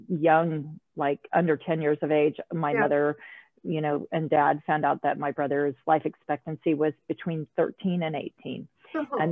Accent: United States; I'm an American

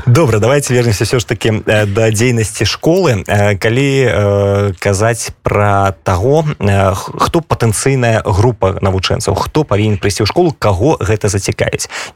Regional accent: Belarus; now in Poland; я беларус

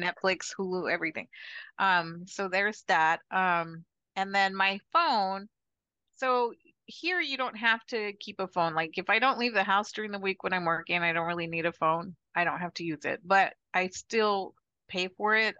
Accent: Chandler, Arizona, United States; moved away as an adult; also born or lived in San Francisco Bay Area, California / Mississippi; now in Punta Cana, Dominican Republic; I was born in Chandler, Arizona, and I married somebody in the military when I was 20

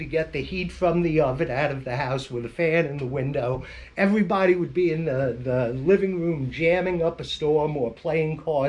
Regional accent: Staten Island, New York, United States; It's when I grew up on Staten Island, it was

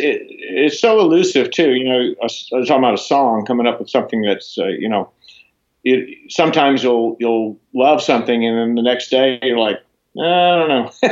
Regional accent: Florida, United States; moved away; also born or lived in Boulder, Colorado / Los Angeles; I grew up in Florida

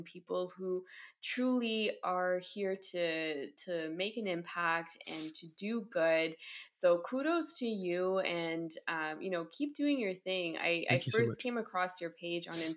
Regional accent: Ottawa, Ontario, Canada; I am born and bred in Ottawa, Ontario, here in Canada.

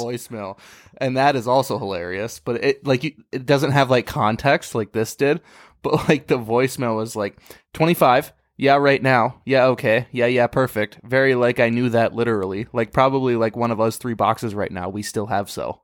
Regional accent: South St. Paul, Minnesota, United States; I grew up in Sault Ste. Paul

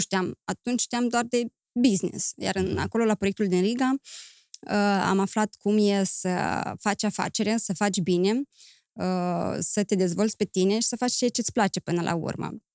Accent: Chișinău, Moldova; moved away as an adult; also born or lived in Romania / Greece; am crescut în Chișinău, mi-am făcut uh, studiile liceale în Chișinău, apoi am plecat în România

